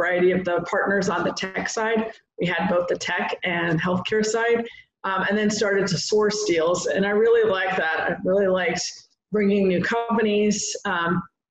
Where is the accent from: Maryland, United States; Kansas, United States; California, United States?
California, United States; San Diego; moved away as an adult; also born or lived in Seattle, Washington / Bay Area; I'm originally from San Diego. My parents live here.